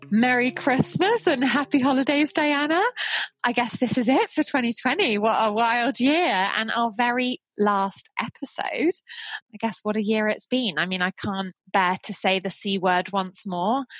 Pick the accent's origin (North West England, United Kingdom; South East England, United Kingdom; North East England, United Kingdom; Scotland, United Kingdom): South East England, United Kingdom; Isle of Wight; moved away; being born and raised on the Isle of Wight